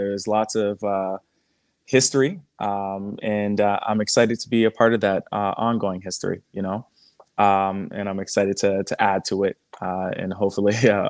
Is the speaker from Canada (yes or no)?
yes; Canada; I'm Canadian.